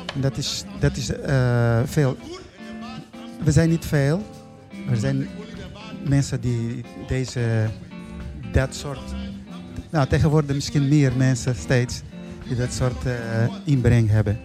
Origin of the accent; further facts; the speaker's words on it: Mozambique; now in Netherlands; ik kom uit Mozambique. Ik ben daar geboren. Dus ik, eh, woon al heel lang in Nederland